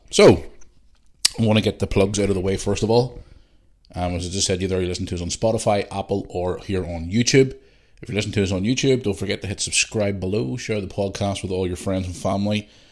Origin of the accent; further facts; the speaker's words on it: Belfast, Northern Ireland, United Kingdom; I grew up in Belfast, okay, during the Troubles